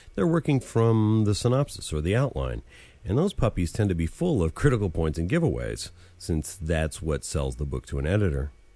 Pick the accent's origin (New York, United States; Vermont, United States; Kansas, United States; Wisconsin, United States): Vermont, United States; I grew up in Vermont, and in the regional English of New England, the past tense of dive is dove